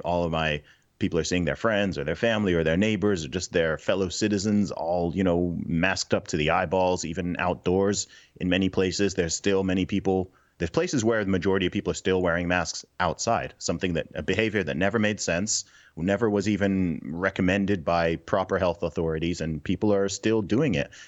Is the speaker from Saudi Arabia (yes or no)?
yes; Saudi Arabia; moved away; also born or lived in Nigeria; My family background is originally from, originally from Nigeria, but I grew up in the Middle East. I grew up in Saudi Arabia